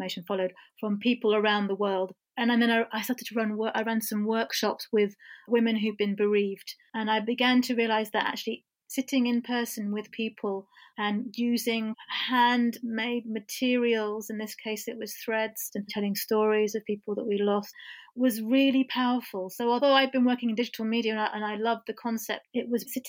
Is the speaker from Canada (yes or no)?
no; England, United Kingdom; I was born in England and my mother was born in Iran